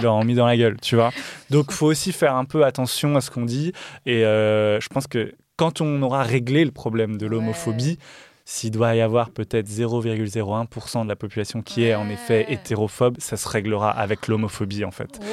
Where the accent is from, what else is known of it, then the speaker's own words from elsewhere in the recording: Dijon area, Bourgogne-Franche-Comté, France; je viens de là